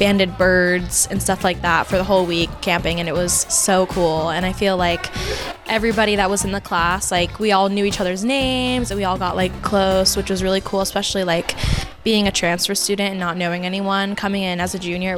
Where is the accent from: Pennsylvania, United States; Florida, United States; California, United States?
Florida, United States; South; I'm from South Florida